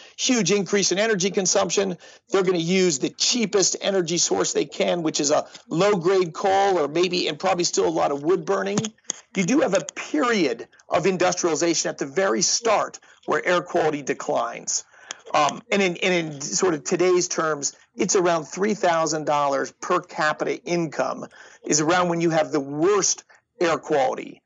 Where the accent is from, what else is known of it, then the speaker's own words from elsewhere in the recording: Denver, Colorado, United States; I grew up in Denver. We had the brown cloud when I was a kid